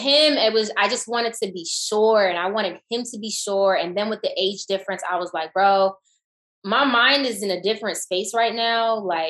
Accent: the South, United States; especially growing up in the South

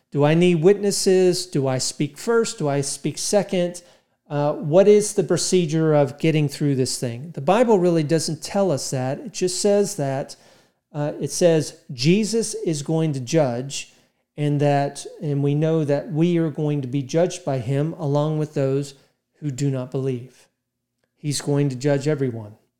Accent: United States; 'cause I'm American

